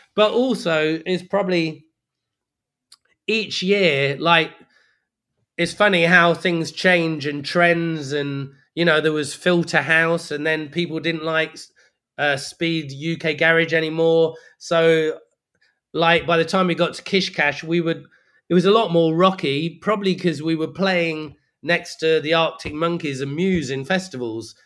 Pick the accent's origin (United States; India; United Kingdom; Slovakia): United Kingdom; Leicester, East Midlands; moved away; also born or lived in Brixton, London; as far as I was concerned, I'm from Leicester